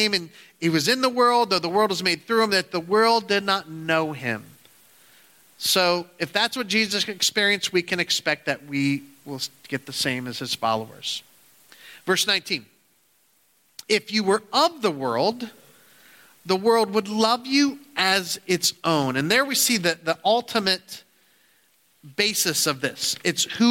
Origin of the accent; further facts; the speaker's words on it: United States; we as American Christians